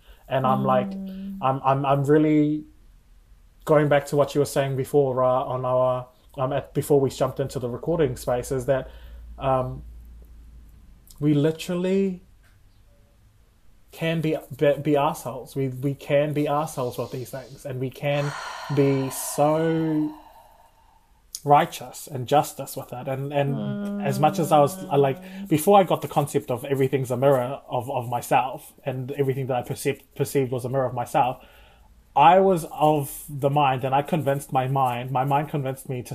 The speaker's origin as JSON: {"language": "English", "region": "Rotuma", "country": "Fiji", "tie": "born or raised there", "moved": "yes", "lives_now": "New Zealand", "said": "I was raised fully immersed in Catholicism from the islands"}